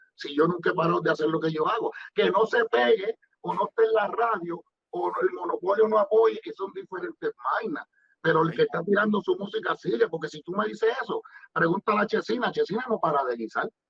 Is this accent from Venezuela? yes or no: no; Guaynabo, Puerto Rico; yo soy de Amelia